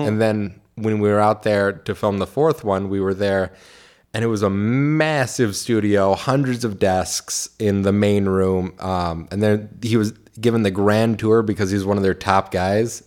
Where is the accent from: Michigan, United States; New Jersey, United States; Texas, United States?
Michigan, United States; Clinton Township; I grew up in Clinton Township, still live in Clinton